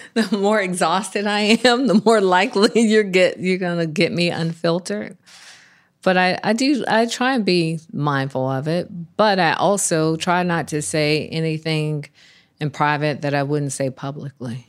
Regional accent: Atlanta, Georgia, United States; I was born and raised in Atlanta.

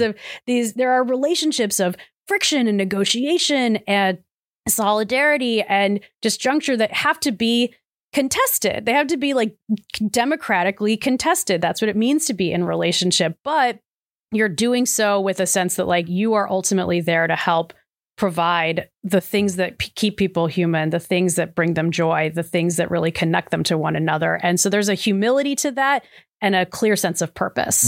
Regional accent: Cleveland, Ohio, United States; I come from Cleveland, not far from Akron, so shout out to Northeast Ohio

